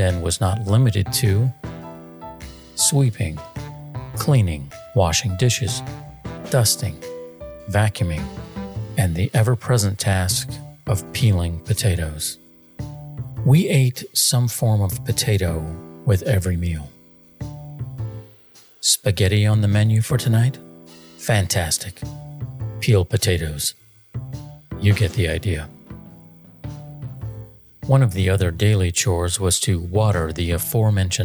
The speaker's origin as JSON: {"language": "English", "town": "Torrance", "region": "California", "country": "United States", "tie": "born or raised there", "also_born_or_lived": "Scotland", "said": "Though I was born in Scotland, I came to this country at a very young age. My family settled in the South Bay town of Torrance, California"}